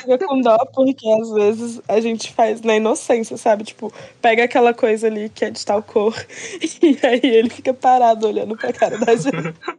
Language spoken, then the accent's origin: Portuguese; Minas Gerais, Brazil; E eu sou de Minas